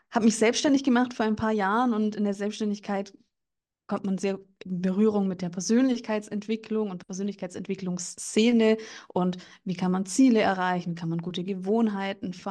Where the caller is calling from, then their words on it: Bavaria, Germany; bin jetzt aus dem Landkreis München zugeschaltet